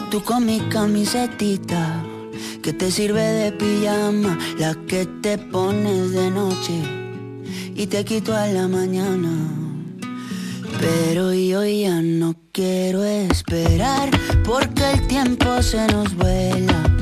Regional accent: Granada, Andalusia, Spain; soy de Granada.

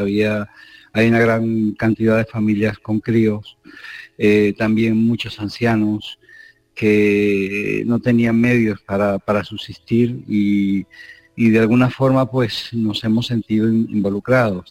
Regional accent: Spain; also born or lived in Kherson, Ukraine; Como español

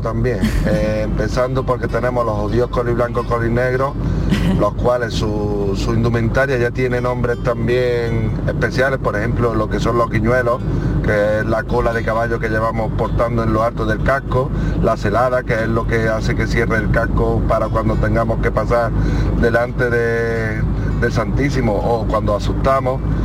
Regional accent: Baena, Andalusia, Spain; mi pueblo en Baena

